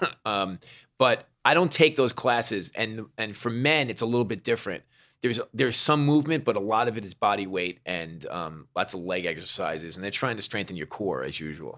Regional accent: New York, United States; I'm a New Yorker

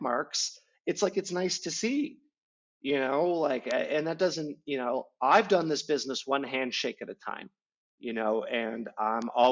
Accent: Midwest, United States; as a Midwesterner

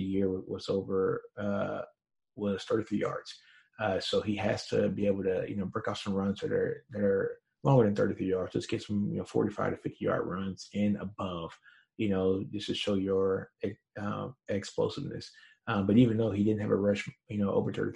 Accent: Shreveport, Louisiana, United States; my hometown of Shreveport, Louisiana

